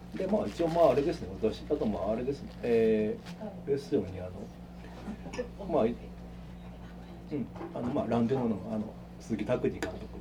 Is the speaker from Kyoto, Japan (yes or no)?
yes; Kyoto, Japan; 僕も京都の人間として